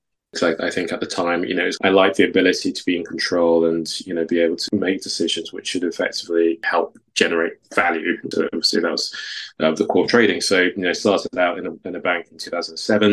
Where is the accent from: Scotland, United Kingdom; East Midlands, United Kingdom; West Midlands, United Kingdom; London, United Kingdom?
London, United Kingdom; also born or lived in Takoradi, Ghana; I was born in Ghana. So I was born in Takoradi. So obviously the accent doesn't necessarily give it away, but I moved to the UK when I was 5 to live with my mum. And grew up in Southeast London.